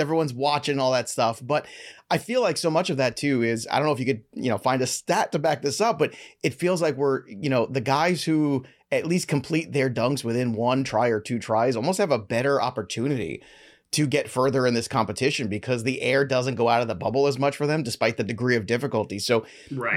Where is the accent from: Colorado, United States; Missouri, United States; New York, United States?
New York, United States; I am from New York